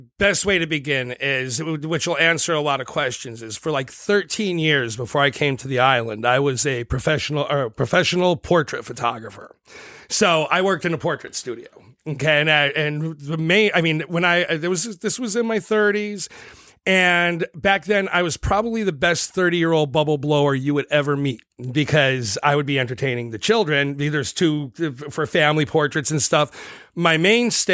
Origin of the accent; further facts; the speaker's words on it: Scranton, Pennsylvania, United States; I'm from Scranton, Pennsylvania